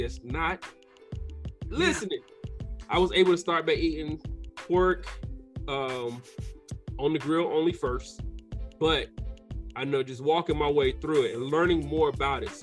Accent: the South, United States; I'm from the South

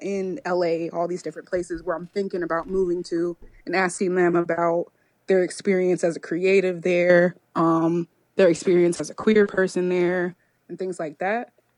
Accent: Rochester, New York, United States; now in Chapel Hill, United States; I grew up in Rochester, New York

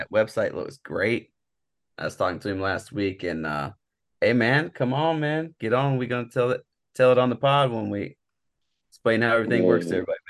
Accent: Marion, United States; Tally stopped in Marion to check out my hometown and see what it was about.

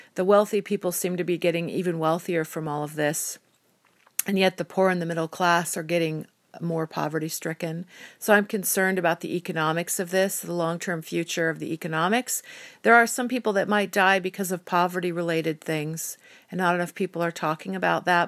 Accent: United States; I'm an American citizen

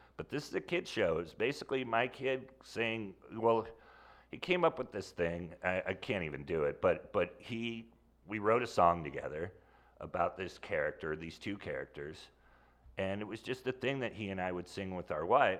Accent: Sonoma, California, United States; Sonoma, California.

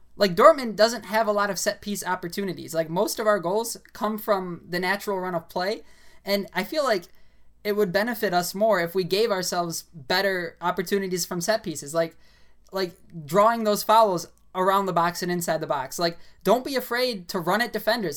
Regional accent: United States; I'm an American

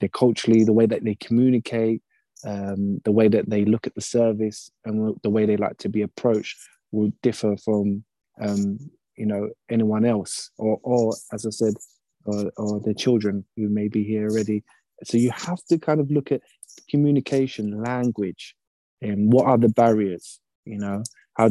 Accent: United Kingdom; I'm British

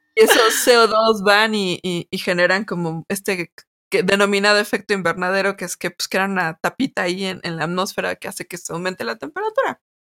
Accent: Mexico City, Mexico; sí somos chilangas, a mucha honra.

